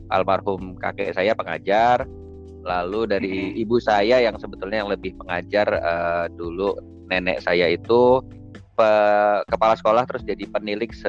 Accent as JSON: {"language": "Indonesian", "region": "Bucharest", "country": "Romania", "tie": "born there", "said": "saya lahir di Romania pak di, oh. di Bukares"}